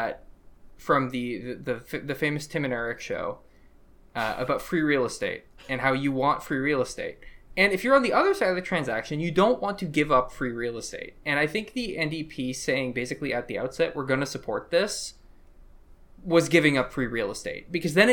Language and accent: English; United States; now in Canada; I grew up in Bush's America